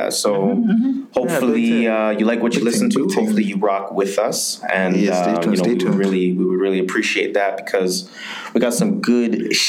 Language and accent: English; Jamaica; I'm Jamaican, so I'm gonna go to that MAGA.